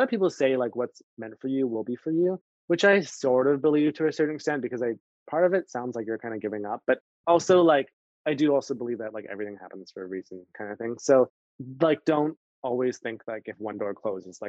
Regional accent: Canada; also born or lived in Miami; now in New York, United States; I'm Canadian

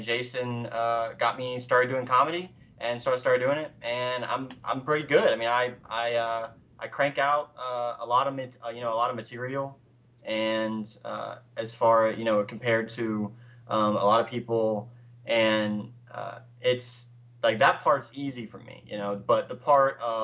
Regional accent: the South, United States; accent: Southern; now in Charleston, United States; I grew up in the South

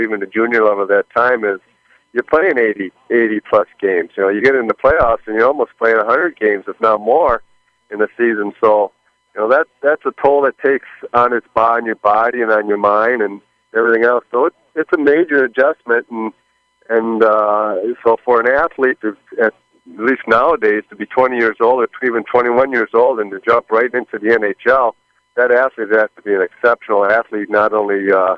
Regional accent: Minnesota, United States; born or raised there

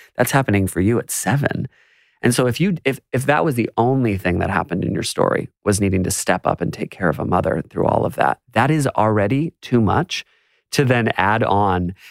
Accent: United States; now in Australia; as an American

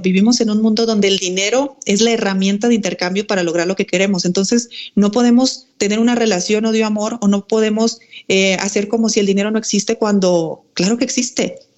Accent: Mexico; moved away as an adult; also born or lived in Spain; yo soy mexicana.

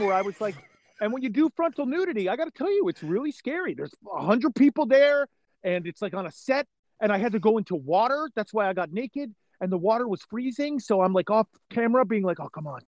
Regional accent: New York area, United States; moved away; I'm originally from the New York area

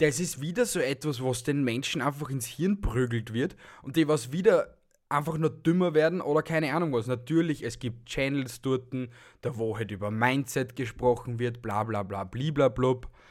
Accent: Austria; bei uns in Österreich

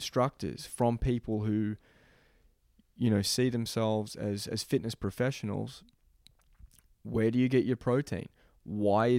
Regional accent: Melbourne, Victoria, Australia; moved away; also born or lived in Boston; my hometown in Melbourne

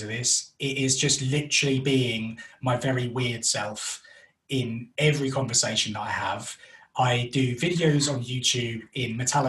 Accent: London, United Kingdom; moved away as an adult; now in West Midlands, United Kingdom; We're originally from North London, which is why I have this wonderful accent. But recently moved up to the West Midlands.

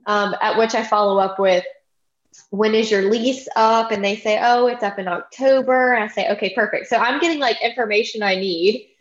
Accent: Baton Rouge, Louisiana, United States; now in Prairieville, United States; I grew up in Baton Rouge

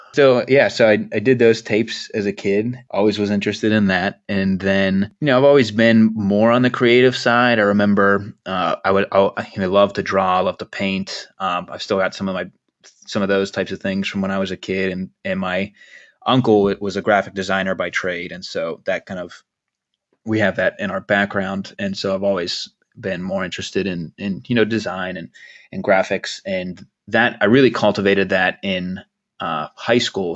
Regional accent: Pittsburgh, Pennsylvania, United States; also born or lived in New York; I just always say that I'm from Pittsburgh, even though I was born outside of the state

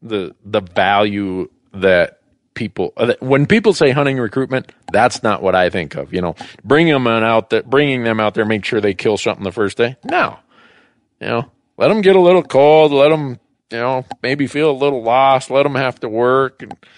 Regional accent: Minnesota, United States; where I grew up in Minnesota, where everybody hunted and fished.

